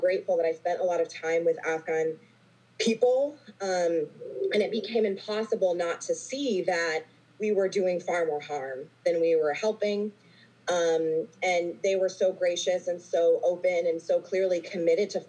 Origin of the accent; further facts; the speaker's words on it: Texas, United States; I grew up in Texas in a very patriotic family